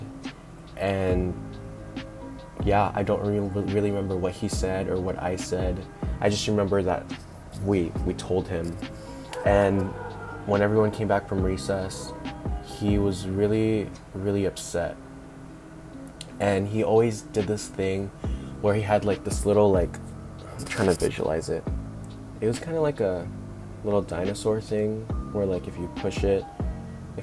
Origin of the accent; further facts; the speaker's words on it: National City, California, United States; also born or lived in Mira Mesa, San Diego; I grew up in National City. And for those of you that don't know where it is, it's like the south side of San Diego